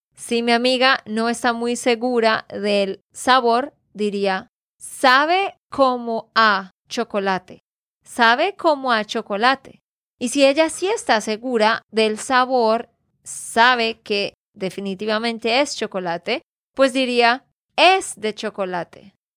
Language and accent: Spanish; Santander, Colombia; de Santander, Colombia